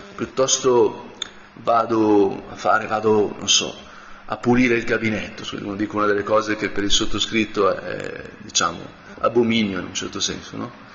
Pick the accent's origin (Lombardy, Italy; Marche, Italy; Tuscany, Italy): Lombardy, Italy; Brianza; da Brianzolo